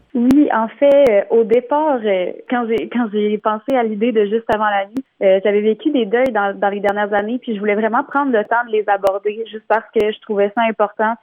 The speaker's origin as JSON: {"language": "French", "area": "Bas-Saint-Laurent", "region": "Quebec", "country": "Canada", "said": "je viens euh, du Bas-Saint-Laurent"}